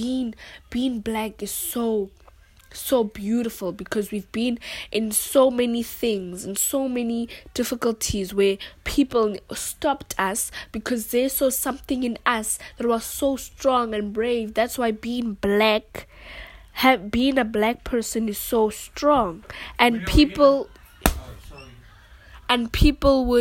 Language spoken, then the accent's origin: English; South Africa; English is a second language; in South Africa there are so many home languages because we have 11 languages in total